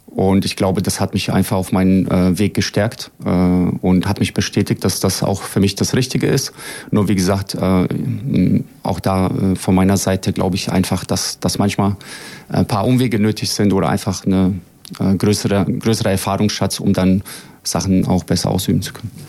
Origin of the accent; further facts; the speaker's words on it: Frankfurt, Hesse, Germany; also born or lived in Bosnia and Herzegovina; now in Braunschweig, Germany; als ich nach Deutschland kam mit sieben Jahren. Ähm, habe mich dann durchaus tatsächlich auch äh, hochgespielt, sage ich mal, bis zum äh, NLZ vom FSV Frankfurt. Das ist der zweitgrößte Verein in, in Frankfurt, wo ich aufgewachsen bin